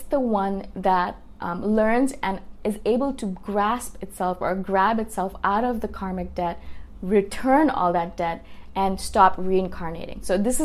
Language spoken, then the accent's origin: English; India; moved away; I'm from India originally